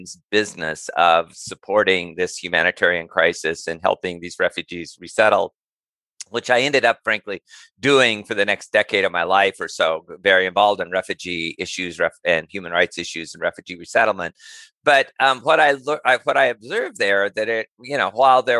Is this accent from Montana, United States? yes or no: yes; rural Montana, United States; moved away as an adult; I'm American, obviously, was somewhat lucky in the sense that I was born in and raised in a very small ranching community in rural Montana